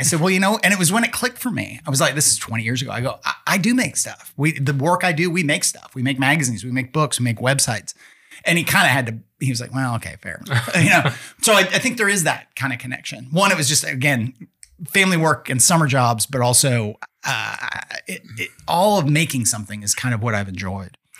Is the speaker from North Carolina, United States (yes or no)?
no; Tacoma, Washington, United States; I grew up in Tacoma, Washington